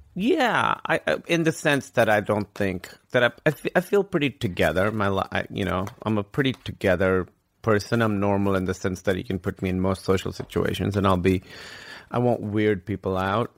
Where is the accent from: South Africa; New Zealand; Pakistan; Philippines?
Pakistan; Karachi, Sindh; moved away as an adult; also born or lived in Grinnell, Iowa / New York / Chicago; now in United States; I grew up in Karachi, which is like the biggest city in Pakistan